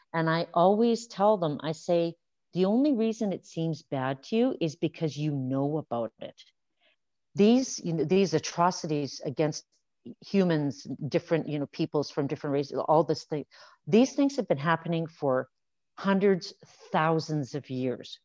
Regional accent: Saskatchewan, Canada; now in Alberta, Canada; I grew up in Saskatchewan

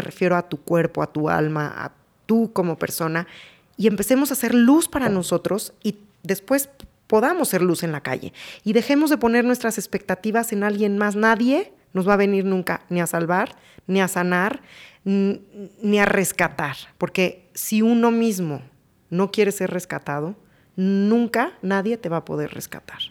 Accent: Mexico; como mexicano

